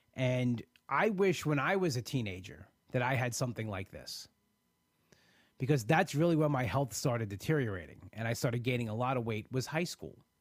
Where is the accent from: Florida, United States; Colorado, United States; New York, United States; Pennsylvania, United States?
New York, United States; being a New Yorker, be, living on Long Island and being an hour away from the city